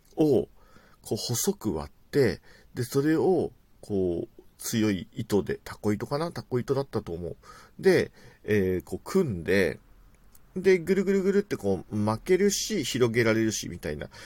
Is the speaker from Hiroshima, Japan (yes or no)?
no; Tokyo, Japan; 僕自体は東京在住というか東京生まれ東京育ちなんですけれども